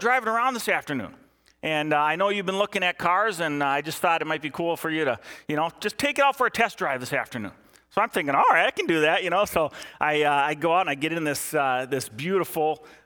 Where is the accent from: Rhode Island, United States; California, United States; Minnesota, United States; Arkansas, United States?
Minnesota, United States; Eden Prairie; I was working at a grocery store back in my hometown of Eden Prairie